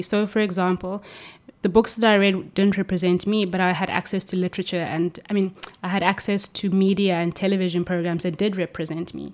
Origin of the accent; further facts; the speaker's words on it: Cape Town, Western Cape, South Africa; moved away as an adult; now in Norway; I'm from Cape Town in South Africa.